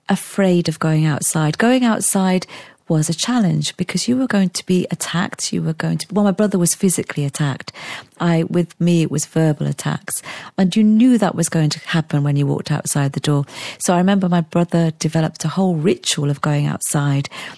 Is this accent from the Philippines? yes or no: no; Wales, United Kingdom; also born or lived in Sierra Leone / England; We spent 4 years in England, and then we moved to Wales